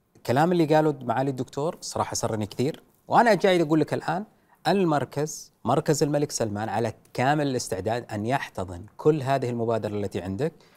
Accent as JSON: {"language": "Arabic", "country": "Saudi Arabia", "said": "انا كسعودي"}